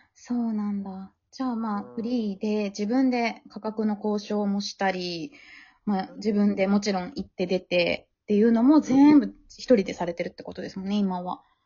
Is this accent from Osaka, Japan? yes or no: yes; Osaka, Japan; 大阪じゃん、私も、出身